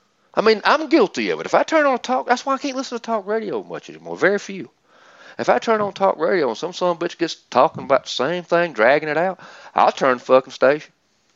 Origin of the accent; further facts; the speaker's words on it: Georgia, United States; But Georgia, my home state.